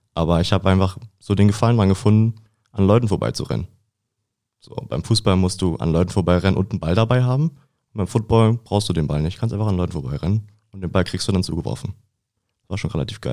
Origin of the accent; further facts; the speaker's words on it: Lübbenau, Brandenburg, Germany; moved away as an adult; now in Dresden, Germany; ich komme aus Brandenburg, aus Lübbenau